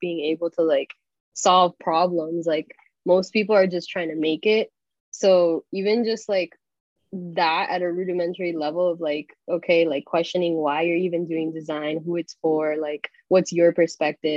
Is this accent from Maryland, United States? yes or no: no; Miami, Florida, United States; now in New York, United States; I grew up in Miami